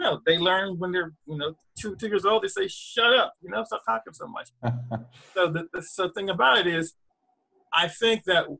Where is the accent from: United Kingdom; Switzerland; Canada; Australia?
Canada; now in Pittsburgh, United States; I live in Pittsburgh, Pennsylvania. I grew up in Canada, and I learned French in Canada.